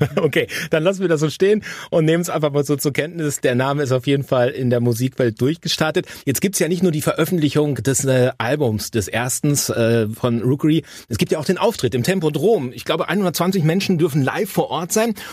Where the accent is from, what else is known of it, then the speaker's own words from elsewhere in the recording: Hamm, North Rhine-Westphalia, Germany; das ist eure Heimat, das ist auch meine